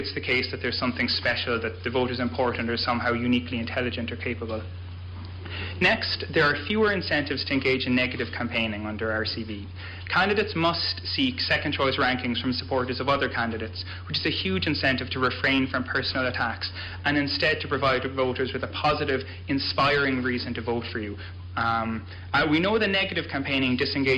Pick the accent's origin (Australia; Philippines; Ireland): Ireland; moved away as an adult; also born or lived in United States; now in Orono, United States; I was born in the United States, grew up in Ireland, and at the moment I'm studying at the University of Maine in Orono.